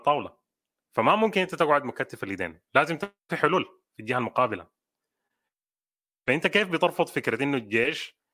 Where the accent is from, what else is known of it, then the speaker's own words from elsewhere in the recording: Sudan; احنا كشعب سوداني بنتكلم مع نفسنا